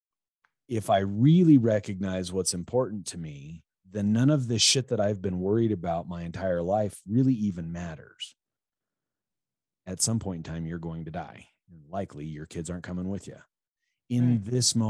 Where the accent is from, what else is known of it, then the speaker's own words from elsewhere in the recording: middle part of the United States, Midwest, United States; we're both American, we're both basically from the same middle part of the country